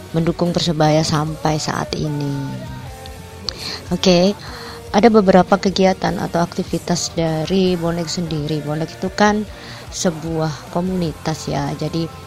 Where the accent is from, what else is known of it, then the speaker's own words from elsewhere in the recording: Surabaya, East Java, Indonesia; also born or lived in Sepanjang / Malang; Aku sendiri asli Surabaya. Aku Wonokromo. Terus sempat tinggal di Sepanjang, SMP di Sepanjang, terus SMA di Surabaya, terus kuliah di Malang 4 tahun.